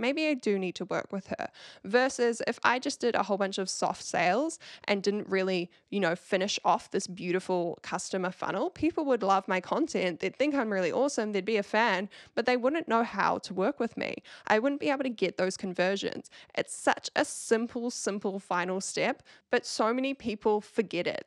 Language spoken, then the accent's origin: English; New Zealand; accent: Kiwi; with my Kiwi accent